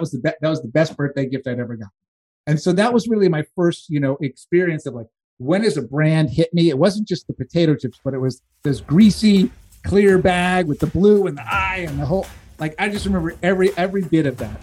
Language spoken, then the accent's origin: English; East Coast, United States; I grew up on the East Coast